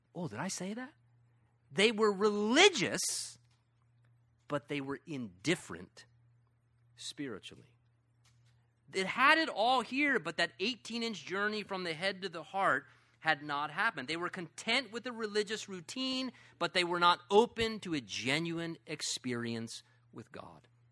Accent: United States; I'm an American

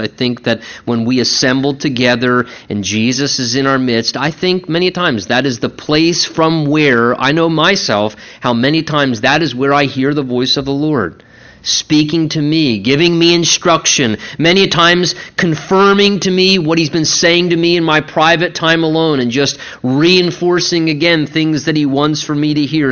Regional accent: United States; We're a working people, and certainly as American Christian

